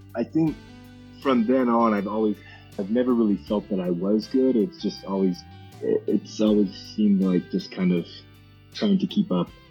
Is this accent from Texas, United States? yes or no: no; Medford, Oregon, United States; I'm from Medford, Oregon